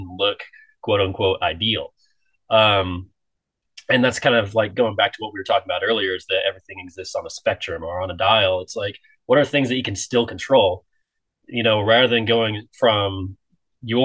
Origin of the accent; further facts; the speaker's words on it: Midwest, United States; moved away; growing up, I'm from the Midwest, and we pretty much only kind of stuck in the Midwest